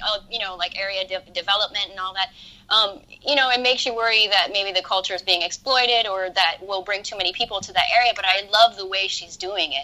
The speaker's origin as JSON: {"language": "English", "region": "Hawaii", "country": "United States", "tie": "born or raised there", "moved": "as an adult", "lives_now": "Los Angeles, United States", "said": "I I grew up in Hawaii. Yeah. And I moved to LA when I was nineteen or twenty."}